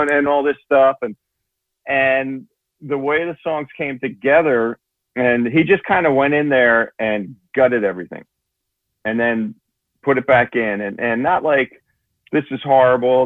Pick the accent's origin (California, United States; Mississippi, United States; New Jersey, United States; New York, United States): New Jersey, United States; Toms River; I'm actually from Tom's River in New Jersey